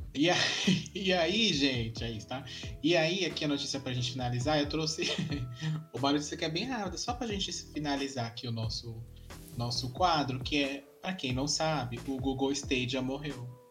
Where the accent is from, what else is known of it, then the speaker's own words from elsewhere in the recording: Brazil; A gente é brasileira